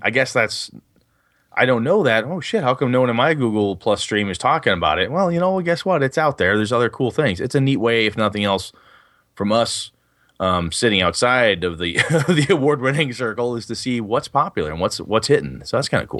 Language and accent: English; Wausau, Wisconsin, United States; moved away; I was up in, uh, Wausau, Wisconsin, my hometown